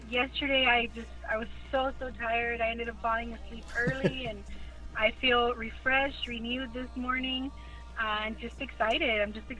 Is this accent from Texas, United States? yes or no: yes; Delta area, Rio Grande Valley, Texas, United States; I'm originally from Mercado Chelsea, so shout out to the Delta area. Mm-hmm. You know, I'm super proud to represent, you know, El Mágico Valle, the Delta area.